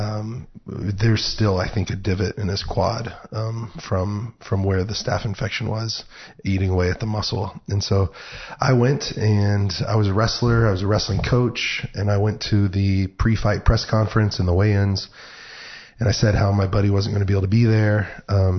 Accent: Texas, United States; I'm actually a Texan, so below the Red River, and would always have rivals growing up wrestling against the Okies

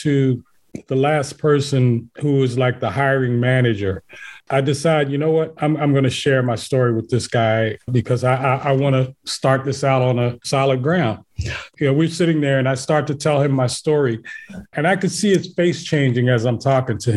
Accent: Philadelphia, Pennsylvania, United States; born and raised in West Philly.

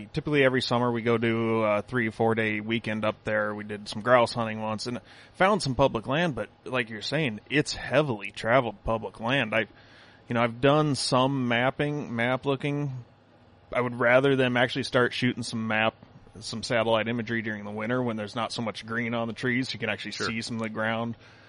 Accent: Arizona, United States; moved away as an adult; now in Minnesota, United States; I was born and raised in Arizona, moved to Minnesota 6 years ago.

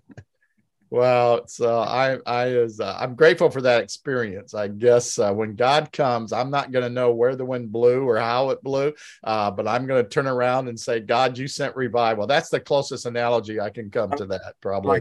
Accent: Indiana, United States; I grew up in Indiana

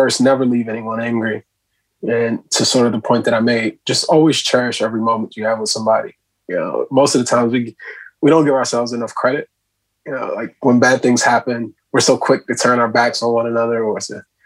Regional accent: United States; as a young Black man growing up in America

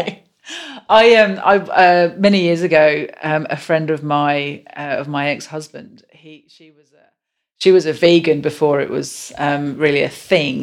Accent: England, United Kingdom; moved away; I'm so English

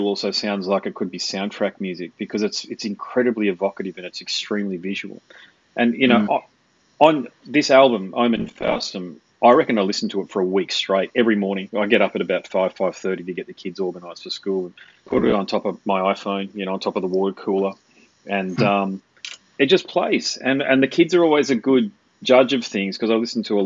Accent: Sydney, New South Wales, Australia; moved away; I was born in Sydney actually, so I know all about it. My mother still lives down there

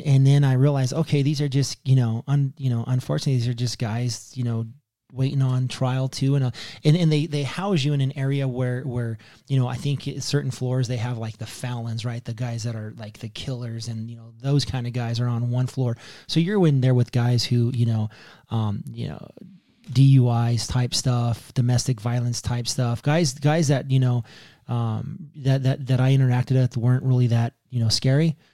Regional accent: Pueblo, Colorado, United States; moved away as an adult; also born or lived in San Diego; I was raised on the Lower East Side of Pueblo

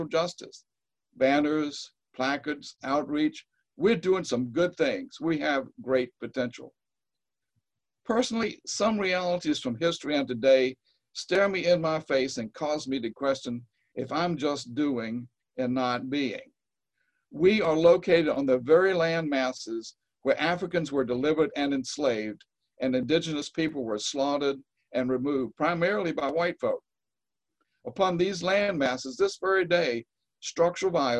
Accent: Eastern North Carolina, United States; I grew up in Eastern North Carolina

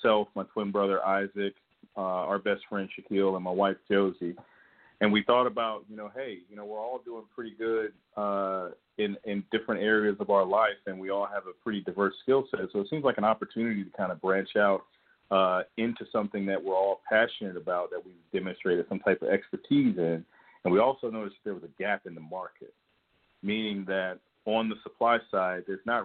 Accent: Georgia, United States; born and raised in Georgia

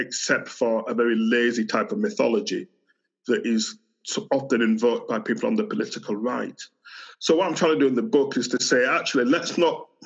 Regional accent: Yorkshire and the Humber, United Kingdom; accent: Yorkshire; I've grown up as a migrant in Britain. So this is a Yorkshire accent. So I've got a British passport, spent all my life in Britain

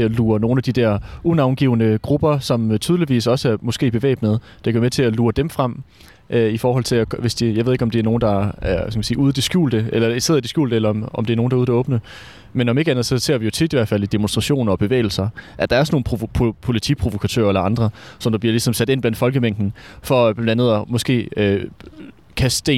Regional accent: Frederiksberg, Capital Region of Denmark, Denmark; Jeg er fra Frederiksberg.

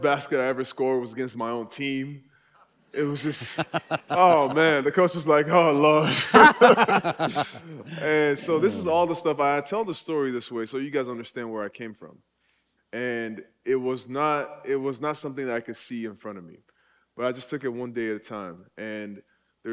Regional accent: Nigeria; now in United States; I was born and raised in Nigeria.

